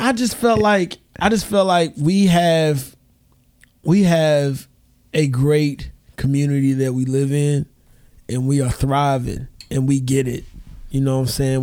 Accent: United States; I'm an American.

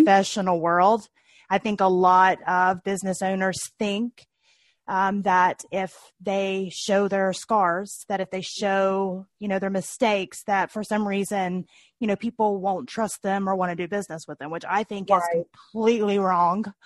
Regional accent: Tennessee, United States; I also grew up in Tennessee, so my accent is uh, not always

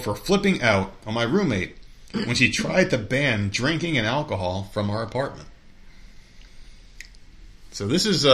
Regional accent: New Jersey, United States; moved away; also born or lived in New York; when I was growing up in Jersey

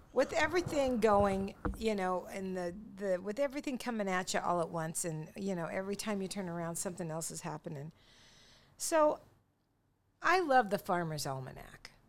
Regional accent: Longview, Washington, United States; we're from Longview

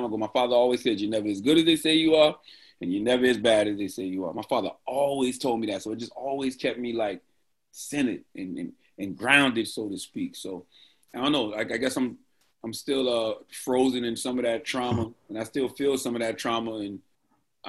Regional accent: Moncks Corner, South Carolina, United States; moved away; I always still feel like that little kid growing up in Moncks Corner, South Carolina.

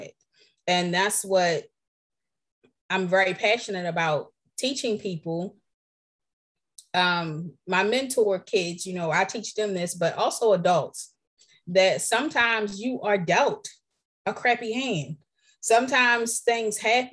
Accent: Baltimore, Maryland, United States; I'm from Baltimore. I'm a city girl

